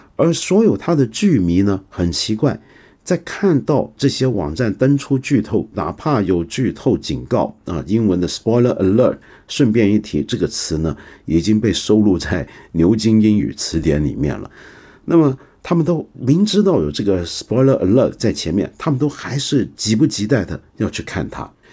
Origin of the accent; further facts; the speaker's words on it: China; 我们中国人